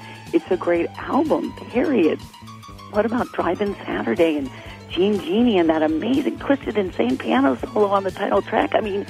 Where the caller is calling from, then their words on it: Los Angeles, California, United States; Hi, Jim and Greg. … from Los Angeles, and I just listened to your review of …'s new album